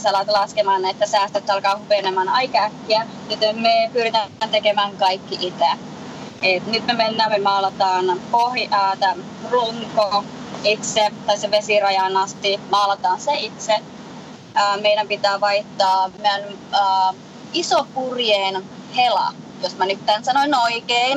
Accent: Lapland, Finland; moved away as an adult; also born or lived in Colorado, United States; now in Florida, United States; mä olen lappilainen lähtejä

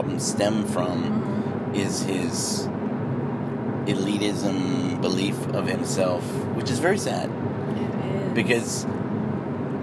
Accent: United States; I have Irish, Mexican, Native American pride, but I'm an American

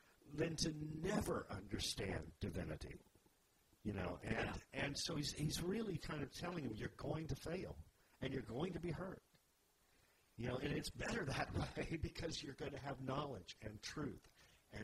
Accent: the South, United States; We grew up in the South, where you know, you fear the Lord

